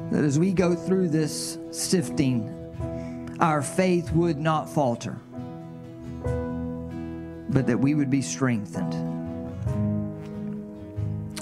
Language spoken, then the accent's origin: English; the South, United States; accent: southern drawl; From the South, aren't you? Yes.